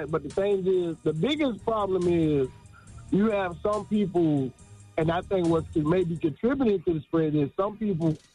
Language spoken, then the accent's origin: English; Seattle, Washington, United States; I'm from Seattle